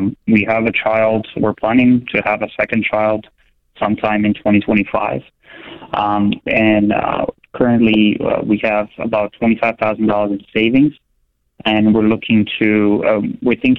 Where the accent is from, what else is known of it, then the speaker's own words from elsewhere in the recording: Croatia; now in New York, United States; I'm actually European. I'm from Croatia